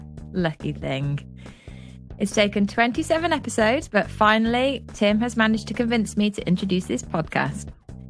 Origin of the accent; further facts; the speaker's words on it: Lichfield, West Midlands, United Kingdom; I'm from Lichfield in Staffordshire